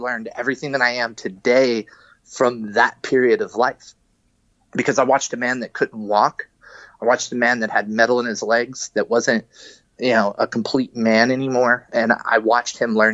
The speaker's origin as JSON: {"language": "English", "region": "Kentucky", "country": "United States", "tie": "born or raised there", "also_born_or_lived": "Cincinnati", "moved": "yes", "lives_now": "California, United States", "said": "I grew up on the East Coast. I grew up in Kentucky."}